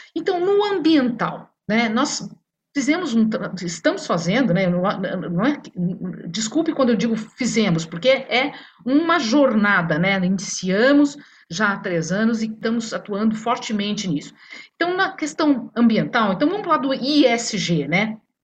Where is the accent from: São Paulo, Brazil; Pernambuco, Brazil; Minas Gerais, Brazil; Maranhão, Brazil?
Minas Gerais, Brazil; Sou mineira